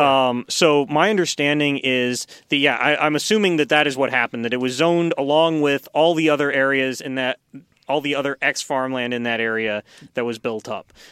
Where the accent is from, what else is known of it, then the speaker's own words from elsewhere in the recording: Long Beach, California, United States; moved away; I'm from Long Beach, which is the Boeing hub